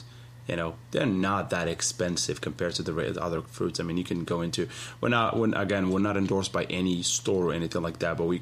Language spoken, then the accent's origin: English; Morocco; now in United States; when I was growing up in Morocco